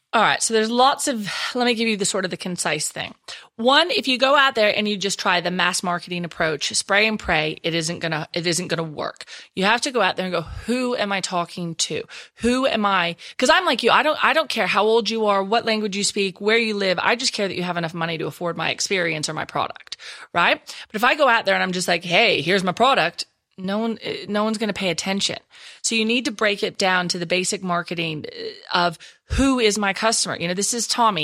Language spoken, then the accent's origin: English; Texas, United States; accent: Texas; moved away as an adult; now in Perth, Australia; I still haven't lost my Texas accent